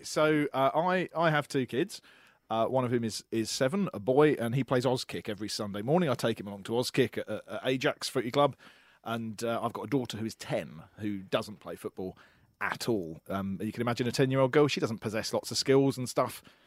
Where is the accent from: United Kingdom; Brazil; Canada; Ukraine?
United Kingdom; England; moved away as an adult; now in Australia; as an Englishman, only lived in the country for a year.